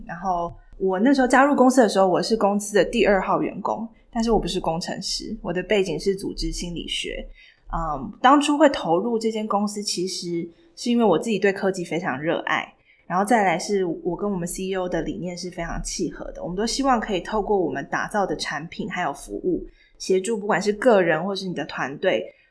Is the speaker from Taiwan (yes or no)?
yes; Taiwan; moved away as an adult; also born or lived in United States; 然后只有我一个台湾人